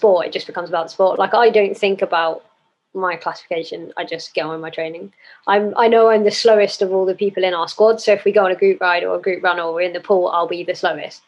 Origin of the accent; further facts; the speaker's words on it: Cornwall, South West England, United Kingdom; moved away as an adult; I grew up in Cornwall, lived there till I was 18.